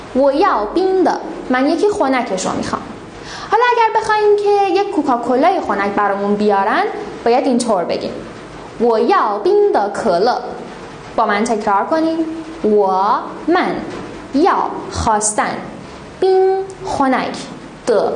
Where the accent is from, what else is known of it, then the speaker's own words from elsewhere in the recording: Iran; به عنوان یک ایرانی اصیل